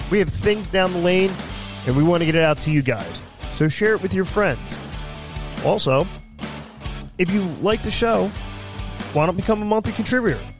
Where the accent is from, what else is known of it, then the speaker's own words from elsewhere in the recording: Pennsylvania, United States; We're from Pennsylvania to Hertzville.